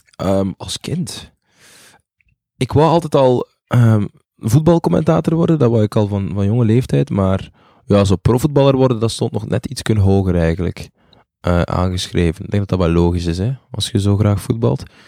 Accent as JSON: {"language": "Dutch", "town": "Zele", "region": "Flanders", "country": "Belgium", "tie": "born or raised there", "also_born_or_lived": "Butare, Rwanda", "said": "ik kom uit Zelen in Oost-Vlaanderen."}